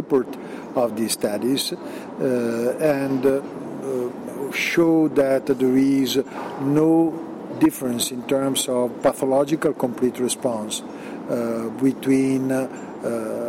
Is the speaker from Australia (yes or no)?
no; Milan, Lombardy, Italy; I come from Milan